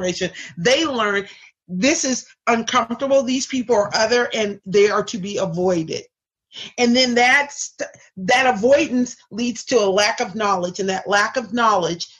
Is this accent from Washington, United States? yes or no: yes; Seattle, Washington, United States; I grew up in Seattle